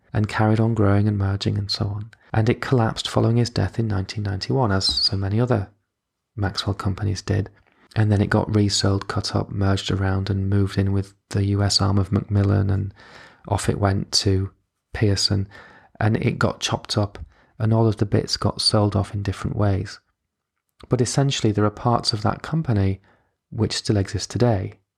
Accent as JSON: {"language": "English", "region": "Yorkshire and the Humber", "country": "United Kingdom", "tie": "born or raised there", "said": "in Yorkshire, which is where I grew up."}